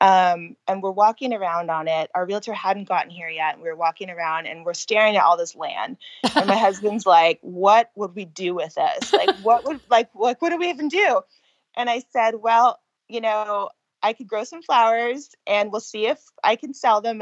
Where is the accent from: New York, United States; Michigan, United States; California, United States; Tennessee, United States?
California, United States; moved away as an adult; I was born and raised in California